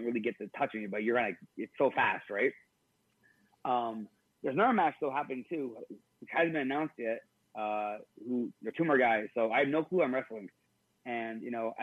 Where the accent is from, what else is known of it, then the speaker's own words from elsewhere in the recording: Canada; we're both Canadian